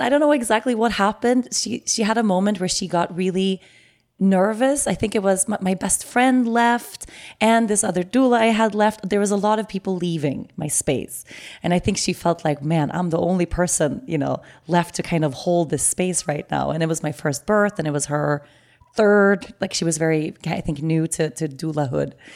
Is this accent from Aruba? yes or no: yes; Aruba; we were here in Aruba